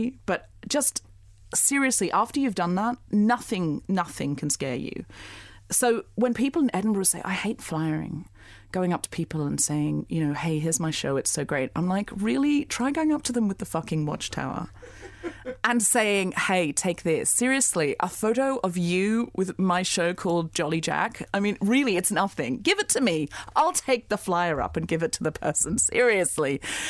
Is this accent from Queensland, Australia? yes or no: yes; Gold Coast, Queensland, Australia; Firstly, I lived on the Gold Coast.